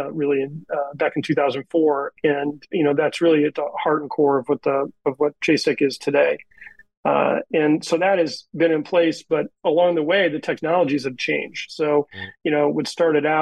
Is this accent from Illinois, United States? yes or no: no; Northeast Ohio, United States; moved away as an adult; now in Indianapolis, United States; I grew up in Northeast Ohio originally